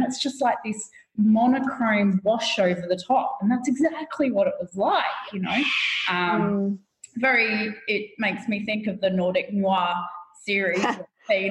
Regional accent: Australia; being Aussie kids that we are

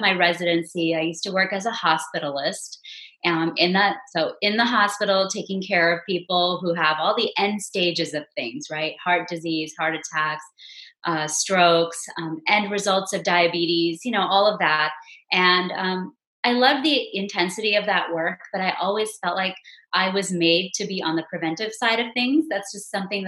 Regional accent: Houston, Texas, United States; now in Frisco, United States; I grew up in the Houston area

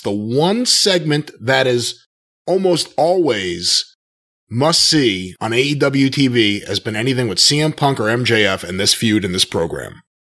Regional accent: Long Island, New York, United States; I grew up on Long Island

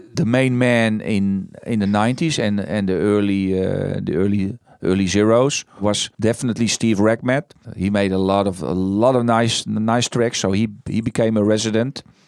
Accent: Netherlands; moved away as an adult; also born or lived in Amsterdam; I was born first in the Green Heart

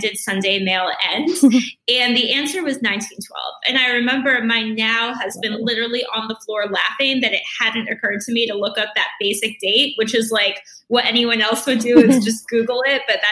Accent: Rhode Island, United States; I am from Rhode Island

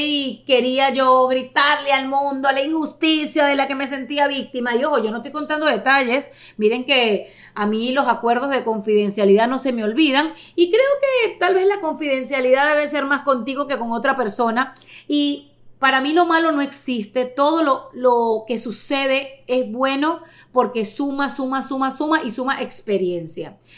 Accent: Caracas, Capital District, Venezuela; moved away as an adult; now in United States; venezolana. 48 años, nací en Caracas en el año 73

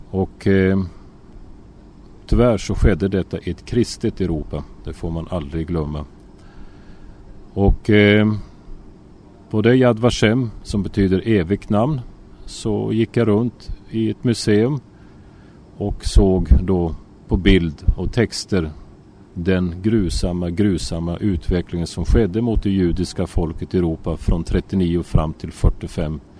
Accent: Sweden; now in Israel; Och eh, så jag får börja från början. Alltså jag är född och har vuxit upp i Sverige.

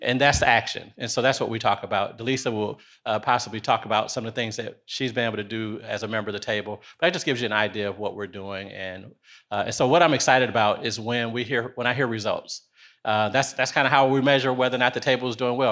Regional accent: Detroit, Michigan, United States; moved away as an adult; also born or lived in North Carolina; now in Nashville, United States; I am originally from Detroit, Michigan

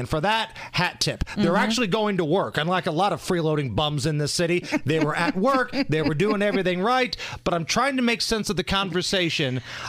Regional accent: Beech Grove, Indiana, United States; also born or lived in Muncie, Indiana; Listen, I grew up in Beech Grove and went to school in Muncie.

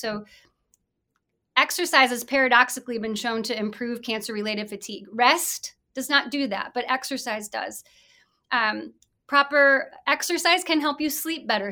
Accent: Mason City, Iowa, United States; I was born and raised in Mason City, Iowa

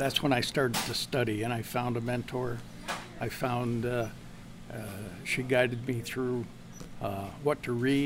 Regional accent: Malone, New York, United States; moved away as an adult; also born or lived in Syracuse, New York; I was born in Malone

